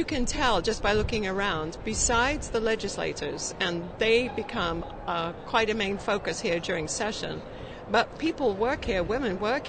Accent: England, United Kingdom; now in United States; born and raised in England.

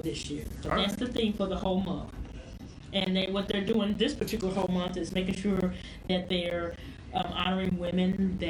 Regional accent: Louisville, Kentucky, United States; I'm from Louisville, Kentucky, and my grandmother and my mom were very involved in politics.

